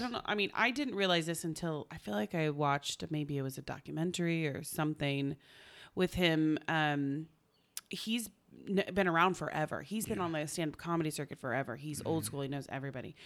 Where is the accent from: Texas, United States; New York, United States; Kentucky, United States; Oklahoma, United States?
Oklahoma, United States; I'm from Oklahoma.